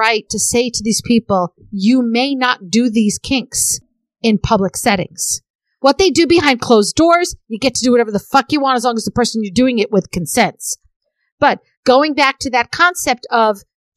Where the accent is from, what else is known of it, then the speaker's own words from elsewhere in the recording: New York, United States; I having been born and raised in New York